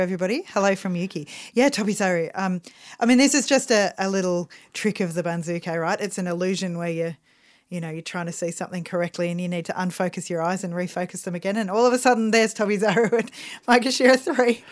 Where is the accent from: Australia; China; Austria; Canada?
Australia; we're Australian